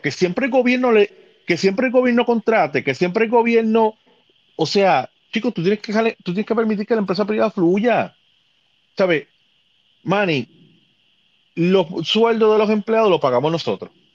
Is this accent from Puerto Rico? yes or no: yes; Puerto Rico; como, como puertorriqueño